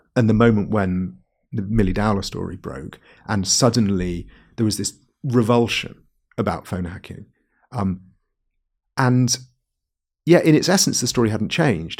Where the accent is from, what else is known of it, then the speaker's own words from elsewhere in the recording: Wales, United Kingdom; I'm from Wales